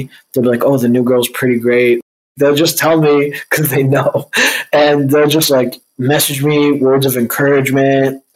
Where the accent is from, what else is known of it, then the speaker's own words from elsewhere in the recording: Egypt; also born or lived in Ontario; now in Toronto, Canada; I was born in Egypt, so I just sell weed and I'm Egyptian